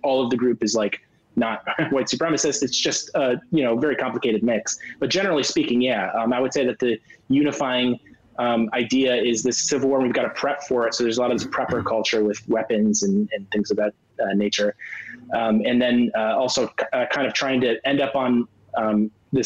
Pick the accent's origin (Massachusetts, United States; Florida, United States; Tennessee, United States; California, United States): California, United States; I grew up in California